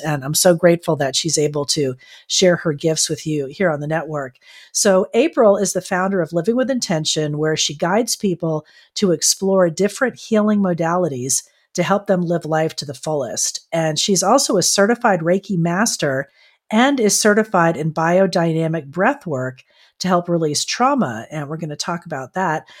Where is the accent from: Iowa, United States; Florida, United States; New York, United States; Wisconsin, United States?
Florida, United States; now in San Diego, United States; I grew up in Florida and then I came out here to California